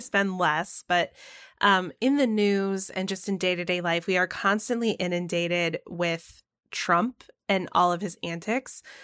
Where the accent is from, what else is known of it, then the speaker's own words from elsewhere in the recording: the South, United States; moved away; I grew up in the South where it was, like, taboo to say that you were an atheist